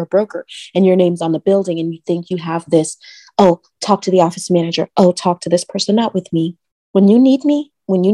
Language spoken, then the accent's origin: English; Trinidad & Tobago; now in Orlando, United States; I'm Trinidadian.